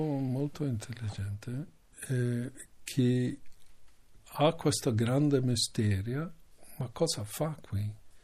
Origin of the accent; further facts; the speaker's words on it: Canada; Italian is a second language; moved away; io sono nato lì, in Canada